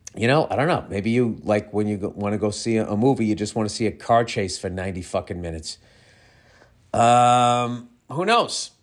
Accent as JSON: {"language": "English", "country": "United States"}